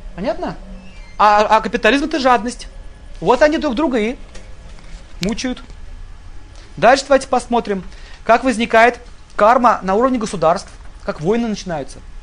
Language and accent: Russian; Russia; мы родились в России